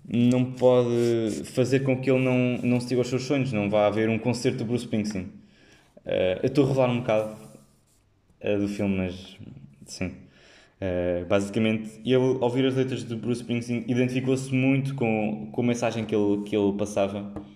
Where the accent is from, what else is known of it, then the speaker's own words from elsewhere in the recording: Figueira da Foz, Coimbra District, Portugal; moved away as an adult; now in Lisbon, Portugal; quando saí da Figueira também, também, também foi se calhar mais, porque tinha estado sempre lá na Figueira e ir para uma grande cidade